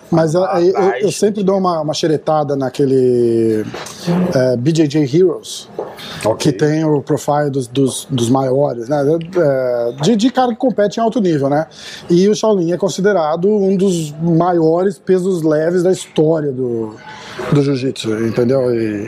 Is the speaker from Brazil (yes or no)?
yes; Brazil; moved away; also born or lived in Boston; A gente é brasileiro